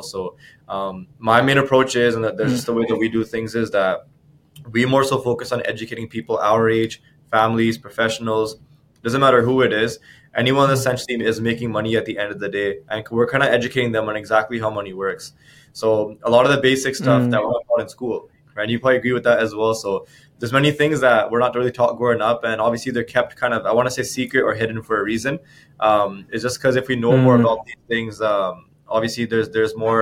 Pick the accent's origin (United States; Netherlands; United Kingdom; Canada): Canada; Abbotsford, British Columbia; I'm actually from Abbotsford, BC. For those of you guys listening that don't know where that is, that's a small town just outside of Vancouver. Born and raised